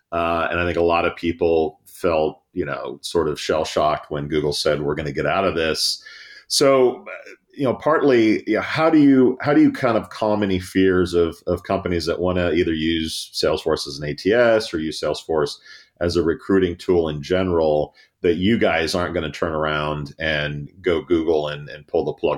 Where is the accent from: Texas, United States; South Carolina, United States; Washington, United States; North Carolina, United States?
Texas, United States; I'm from Texas.